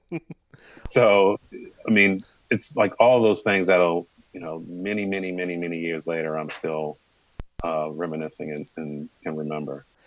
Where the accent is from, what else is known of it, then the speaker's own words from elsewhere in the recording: United States; growing up in the Maryland, Virginia, especially Northern Virginia area